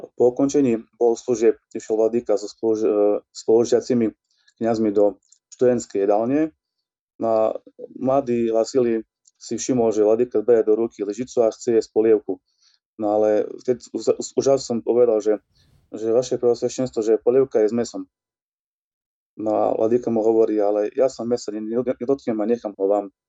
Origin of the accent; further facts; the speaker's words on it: Ľutina, Prešov Region, Slovakia; Cez moju rodnú obec, cez Ľutinu